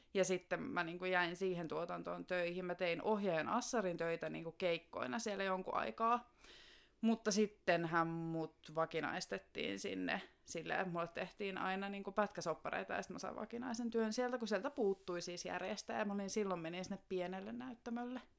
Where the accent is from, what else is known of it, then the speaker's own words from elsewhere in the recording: Joutsa, Central Finland, Finland; moved away as an adult; now in Helsinki, Finland; mä tuun Joutsasta, joka on semmoinen pikkuinen kunta tuolla Keski-Suomessa. Alun perin siis sieltä, mutta on 2006 vuodesta asti asunut Helsingissä.